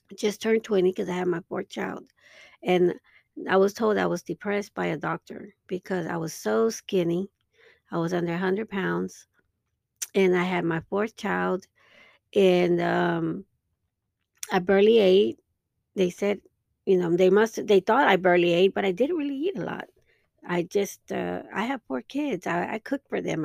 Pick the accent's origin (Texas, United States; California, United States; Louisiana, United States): Texas, United States; Dallas; my hometown in, um, in Dallas, Texas